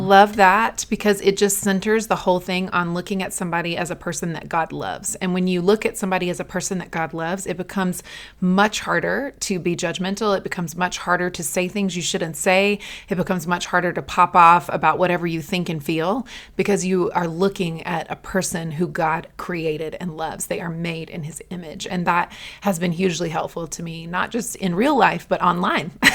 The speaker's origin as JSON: {"language": "English", "region": "the South", "country": "United States", "tie": "born or raised there", "said": "I'm raised in the South"}